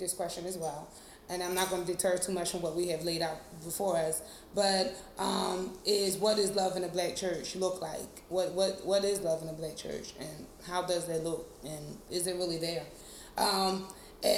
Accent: Philadelphia, Pennsylvania, United States; now in Washington, D.C., United States; I am from the great place of Philadelphia, but I live in D.C.

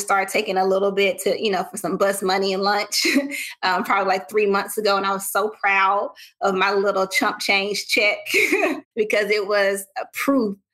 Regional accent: the South, United States; I'm a Southerner

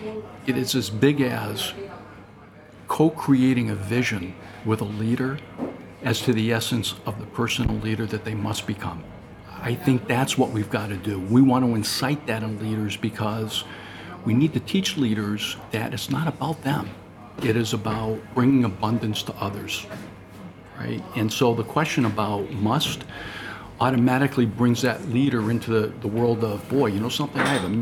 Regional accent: India; you see, I grew up in India. I had nothing in my life, nothing.

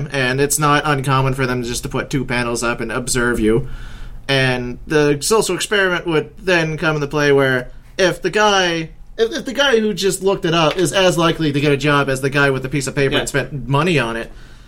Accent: Canada; I'm Canadian

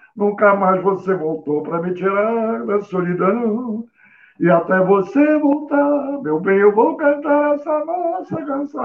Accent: Rio de Janeiro, Brazil; eu morava num bairro Modesto do Rio, onde eu nasci, onde eu vivi 30 anos

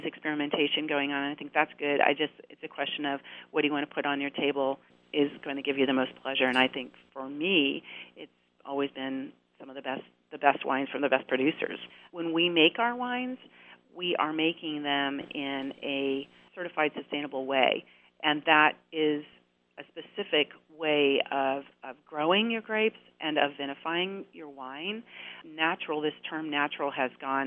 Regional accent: Oregon, United States; we're from Oregon

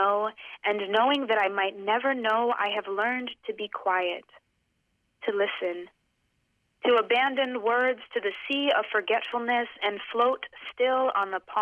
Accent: Boston, Massachusetts, United States; I grew up in Boston. I'm from here

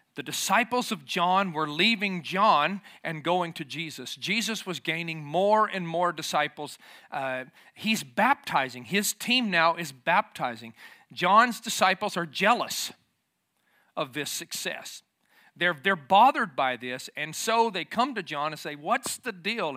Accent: the South, United States; moved away as an adult; also born or lived in Tennessee / Lafayette, Georgia; I grew up in the South

